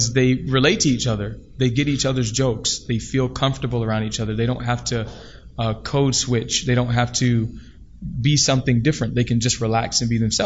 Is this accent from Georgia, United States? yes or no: yes; Decatur, Georgia, United States; growing up in Decatur, Georgia? I mean, I grew up in one of the most, I think the top four wealthiest black community in the nation